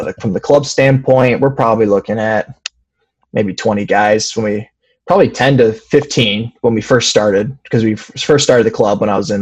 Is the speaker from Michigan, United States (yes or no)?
yes; Fowlerville, Michigan, United States; I grew up in a small farming community in Fowlerville, Michigan